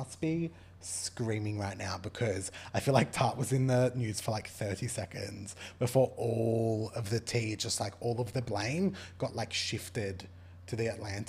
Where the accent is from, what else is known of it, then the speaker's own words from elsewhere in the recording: Australia; As an Australian...